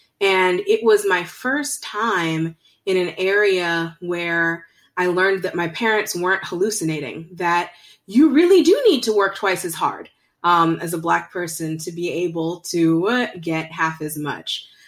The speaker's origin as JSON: {"language": "English", "region": "Virginia", "country": "United States", "tie": "born or raised there", "also_born_or_lived": "Zimbabwe / India / Bangladesh", "lives_now": "Greensboro, United States", "said": "And I grew up in Northern Virginia, Zimbabwe, India, Bangladesh, and have decided to make Greensboro my home."}